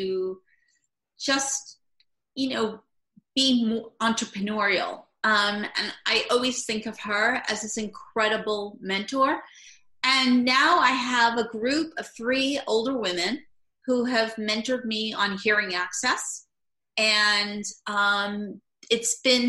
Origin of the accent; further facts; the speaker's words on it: New York, United States; also born or lived in Brooklyn, New York / Long Island, New York / Manhattan, New York; I've always been from New York. I originally was born in Brooklyn, New York, moved to Long Island, and then Manhattan, and now I'm back to Brooklyn, New York